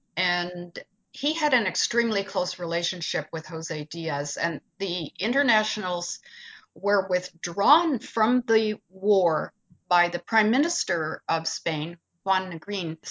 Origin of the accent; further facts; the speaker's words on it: Peterborough, Ontario, Canada; growing up in Peterborough